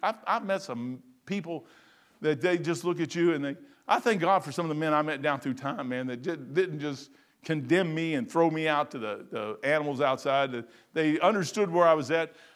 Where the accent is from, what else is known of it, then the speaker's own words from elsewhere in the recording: United States; I'm American true bone. I'm all the way through and through, man. I'm American.